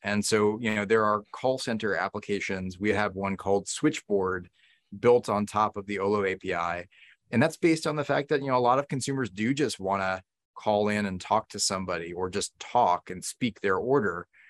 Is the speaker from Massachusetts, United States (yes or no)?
yes; Newton, Massachusetts, United States; where I grew up in Newton, Massachusetts